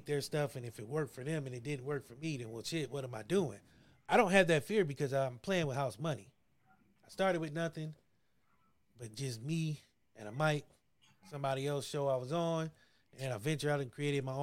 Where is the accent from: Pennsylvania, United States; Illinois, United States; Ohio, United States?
Ohio, United States; I'm from Ohio